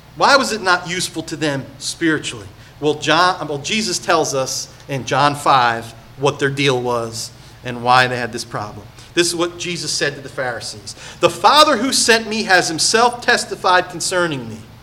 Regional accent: Point Pleasant, United States; I come from Point Pleasant, small little town.

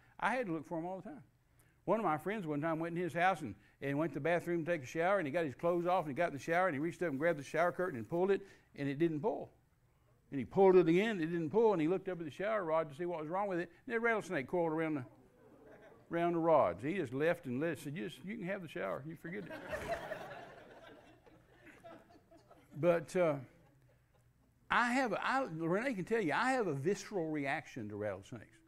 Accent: Midland, Texas, United States; I was raised in Midland, Texas.

